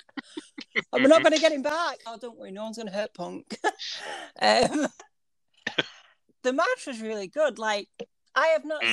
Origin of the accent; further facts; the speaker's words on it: United Kingdom; we're both British